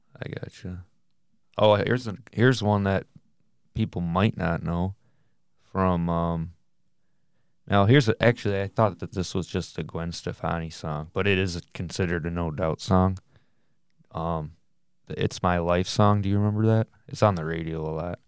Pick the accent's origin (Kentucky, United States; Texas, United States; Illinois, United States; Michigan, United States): Michigan, United States; we're from Michigan